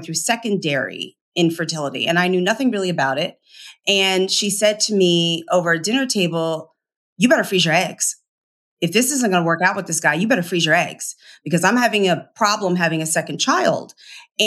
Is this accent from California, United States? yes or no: no; Philadelphia, Pennsylvania, United States; I'm from Philly